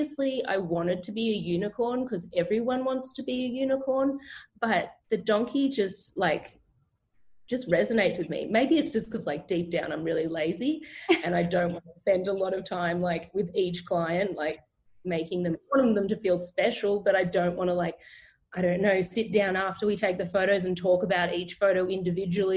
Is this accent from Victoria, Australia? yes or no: no; Canberra, Australian Capital Territory, Australia; I'm from Canberra in Australia, which is the capital.